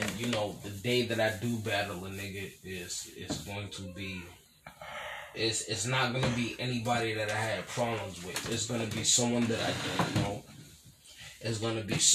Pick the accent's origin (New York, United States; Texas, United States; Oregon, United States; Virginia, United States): New York, United States; New York City; I'm from Brooklyn.